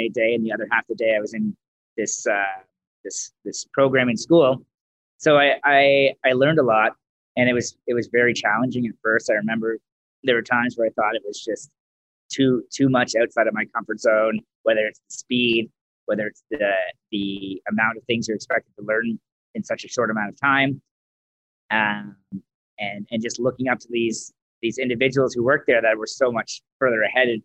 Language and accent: English; Mississauga, Ontario, Canada; moved away as an adult; also born or lived in Toronto / Caledon / Orangeville; now in Calgary, Canada; I grew up in Ontario in Mississauga